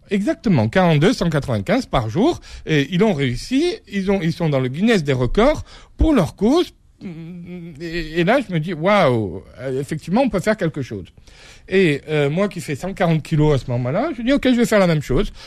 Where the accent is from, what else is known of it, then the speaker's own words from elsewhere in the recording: Corsica, France; Je suis corse, je le revendique, j'ai cette vision, euh, cette vision euh, de, de, voilà, de ma terre, de ma culture que je porte avec moi